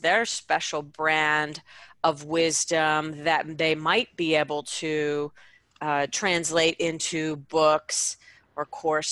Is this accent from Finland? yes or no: no; Canada; also born or lived in Vancouver, Canada / Dallas, United States; I was the business manager for a leadership expert here in my hometown